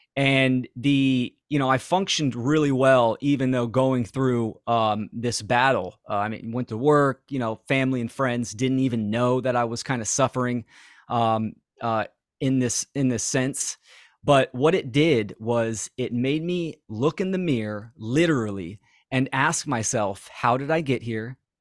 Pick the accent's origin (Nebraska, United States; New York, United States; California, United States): California, United States; Bay Area; I'm from, born and raised in the Bay Area